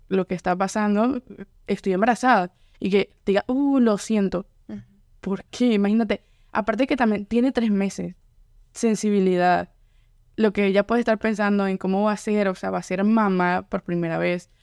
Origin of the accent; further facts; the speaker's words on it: Venezuela; now in Louisiana, United States; soy de Venezuela, mi familia también es venezolana, no tengo como familia que venga de otras partes, sino solo soy venezolana